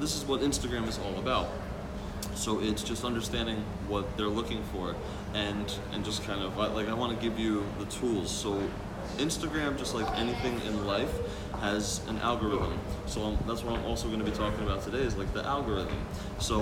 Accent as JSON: {"language": "English", "country": "Slovakia", "tie": "born or raised there", "moved": "yes", "lives_now": "New Jersey, United States", "said": "I was just in Slovakia, my hometown"}